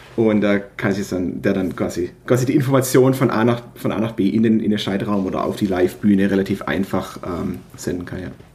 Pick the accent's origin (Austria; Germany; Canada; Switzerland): Germany; Stuttgart region, Baden-Württemberg; Ich bin äh, aus der Region Stuttgart